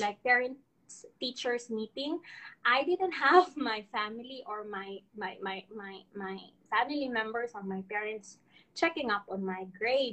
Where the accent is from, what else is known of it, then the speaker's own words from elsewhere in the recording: Iloilo City, Western Visayas, Philippines; English is a second language; moved away as an adult; now in Subang Jaya, Malaysia; I am from Iloilo. I am here in Subang Jaya, Senangor, Malaysia